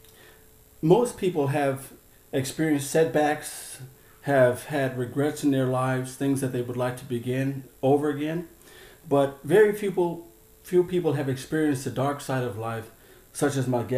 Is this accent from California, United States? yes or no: yes; California, United States; I grew up in California too